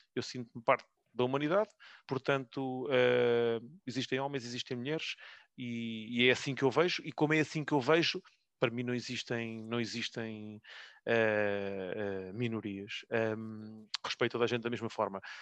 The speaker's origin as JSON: {"language": "Portuguese", "town": "Loures", "region": "Lisbon", "country": "Portugal", "tie": "born or raised there", "said": "cresci em, em Louros"}